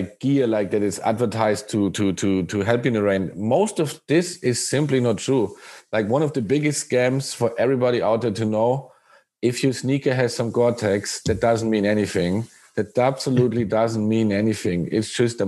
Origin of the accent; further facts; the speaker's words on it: Germany; moved away as an adult; now in Japan; I'm from Germany.